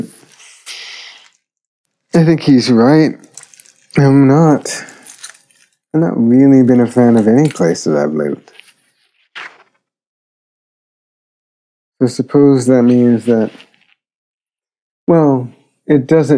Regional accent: Jamaica; moved away; also born or lived in Philadelphia; my memories of Jamaica create a kind of sense of home. Although, to be honest, I can't imagine going back to the island to live

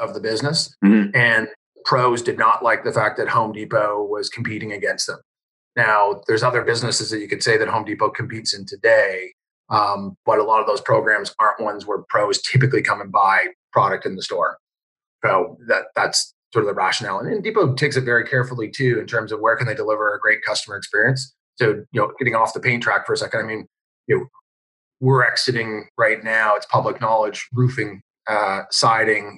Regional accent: Canada; I was from Canada.

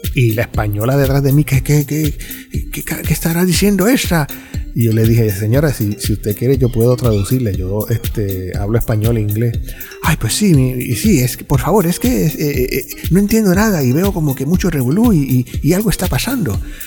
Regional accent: Puerto Rico; Como ciudadano americano, pero puertorriqueño

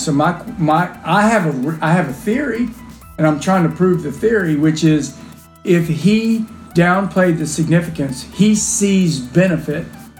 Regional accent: the South, United States; from the South, and my life here is better than yours.

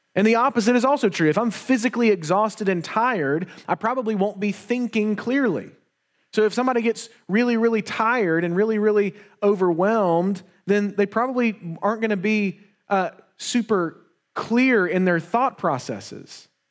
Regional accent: Wetumpka, Alabama, United States; also born or lived in Montgomery, Alabama; when we were younger, we moved into a, a new house. We moved from Montgomery to Wetumpka

